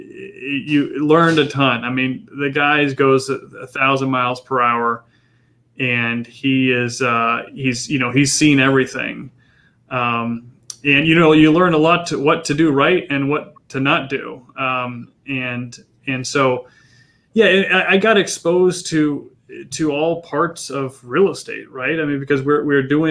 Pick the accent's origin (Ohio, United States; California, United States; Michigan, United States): California, United States; San Diego; also born or lived in Yucaipa/Redlands, California / Wake Forest, North Carolina; I grew up in North County